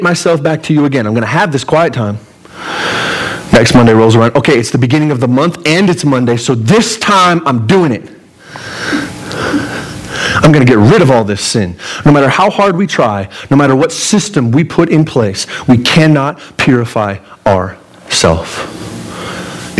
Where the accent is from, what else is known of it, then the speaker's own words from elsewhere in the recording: Pueblo, Colorado, United States; I'm from Pueblo. This is my home turf